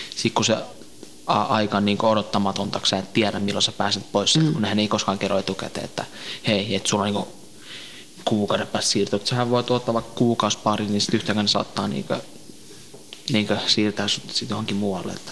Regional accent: northern Iraq, Iraq; kun mä oon Irakin kurdi, niin mä oon Pohjois-Irakista

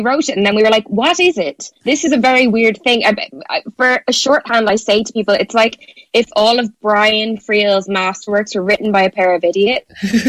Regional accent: Ireland; I am obviously Irish

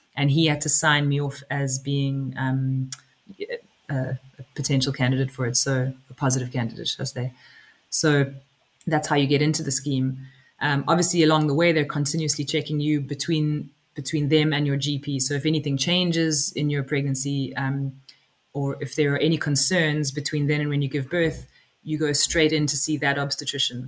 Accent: South Africa; now in West Cork, Ireland; I am originally from South Africa. I live in West Cork now. I've lived in Ireland for about 15 years

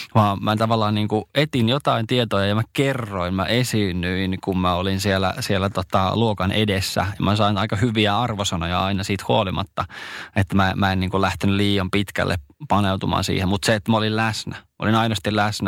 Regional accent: Ostrobothnia, Finland

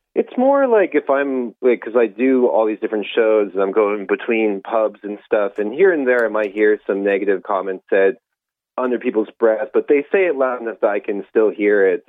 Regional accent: United States; now in Ireland; you probably can hear my accent. I'm uh, Irish American, been living in Ireland a very long time

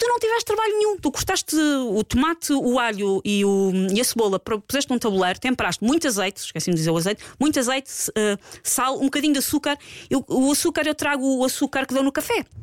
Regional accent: Portugal; nós, às vezes, enquanto portugueses

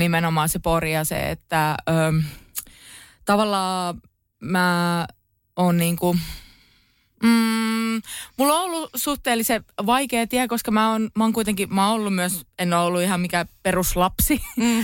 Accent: Pori, Satakunta, Finland; kun on Poris kasvanut

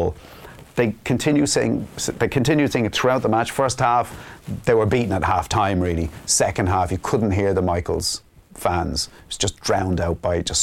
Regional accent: Ballybrack, Leinster, Ireland; Friends I grew up with in Ballybrack

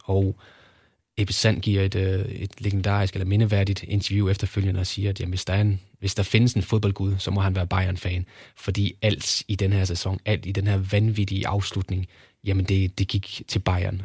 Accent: Kolding, Southern Denmark, Denmark; jeg er fra Kolding af, så der havde vi jo tyske kanaler

